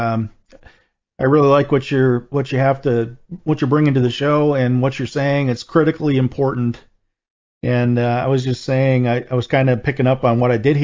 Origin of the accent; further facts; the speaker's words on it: Wisconsin, United States; I was raised in a town of about 3,000 people, and that town had 7 churches